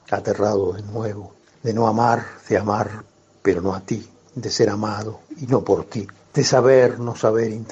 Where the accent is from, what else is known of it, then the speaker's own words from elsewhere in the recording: Buenos Aires, Argentina; yo soy porteño.